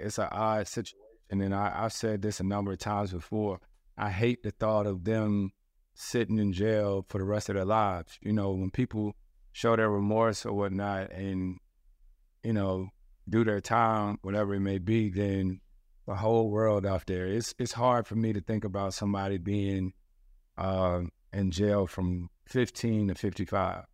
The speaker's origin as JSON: {"language": "English", "region": "the South", "country": "United States", "said": "I'm from the South"}